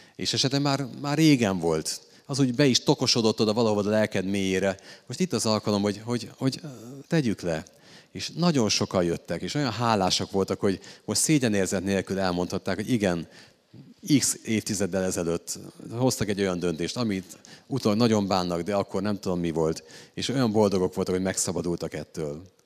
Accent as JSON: {"language": "Hungarian", "country": "Hungary", "said": "én egy római katolikus magyar férfi vagyok"}